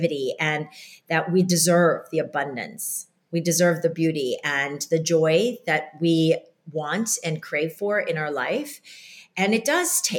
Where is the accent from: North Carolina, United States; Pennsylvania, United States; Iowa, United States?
Iowa, United States; growing up in Iowa and these Korean, very strict parents